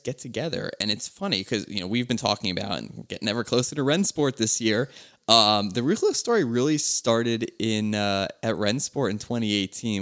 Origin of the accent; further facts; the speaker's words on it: Philadelphia, Pennsylvania, United States; I'm from Philly